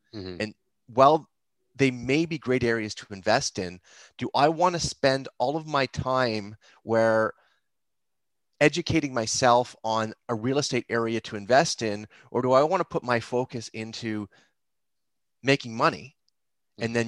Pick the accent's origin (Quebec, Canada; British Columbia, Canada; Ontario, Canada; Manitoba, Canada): Ontario, Canada; Mississauga; also born or lived in Toronto / Etobicoke / Hamilton; I grew up in Mississauga